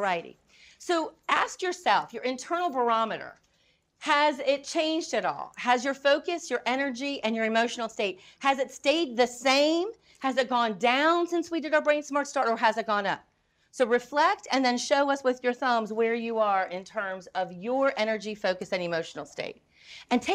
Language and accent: English; North Carolina, United States; I'm from North Carolina.